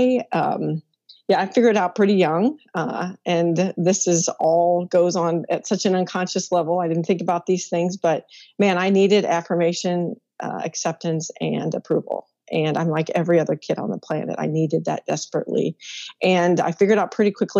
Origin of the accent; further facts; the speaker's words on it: Midwest, United States; I'm a Midwest girl, born and raised there